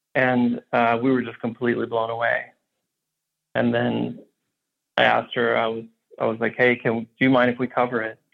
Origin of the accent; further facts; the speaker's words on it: Houston, Texas, United States; I grew up in Houston, so I was completely surrounded by country western